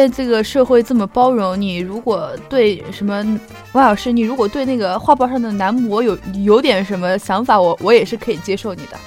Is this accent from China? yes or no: yes; Sichuan, China; 我是四川人。